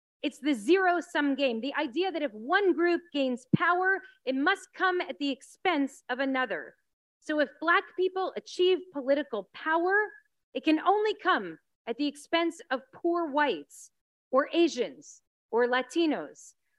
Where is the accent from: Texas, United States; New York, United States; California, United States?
New York, United States; now in Los Angeles, United States; You know, I'm a New Yorker at heart, or I was once, but this is what I love about Los Angeles.